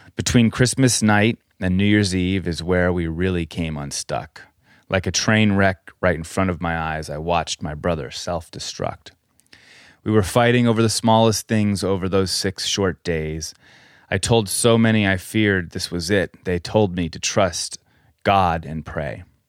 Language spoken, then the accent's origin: English; Colorado, United States; We grew up in Colorado